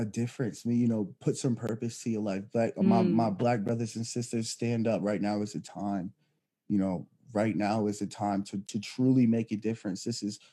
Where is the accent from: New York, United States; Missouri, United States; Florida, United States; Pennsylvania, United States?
Pennsylvania, United States; Philadelphia; moved away; I'm originally from Philadelphia, actually, Pennsylvania